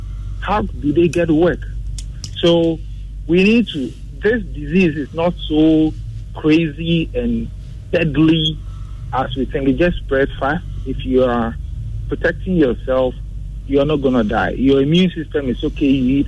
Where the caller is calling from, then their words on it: Tesano, Greater Accra, Ghana; I'm calling from Tesano.